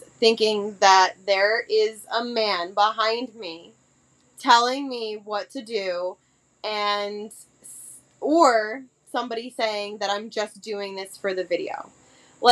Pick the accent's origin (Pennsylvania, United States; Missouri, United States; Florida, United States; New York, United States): New York, United States; I'm from New York